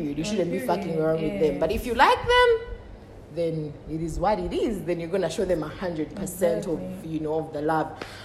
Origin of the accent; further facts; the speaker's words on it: Uganda; moved away; also born or lived in Malaysia; I'm from Uganda, but I'm Malawian for now.